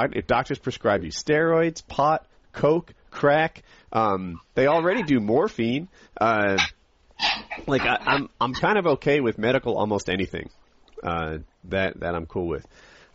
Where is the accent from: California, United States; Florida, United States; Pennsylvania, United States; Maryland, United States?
Maryland, United States; Ocean City; now in Apex, United States; where I grew up in Ocean City, you couldn't drink in public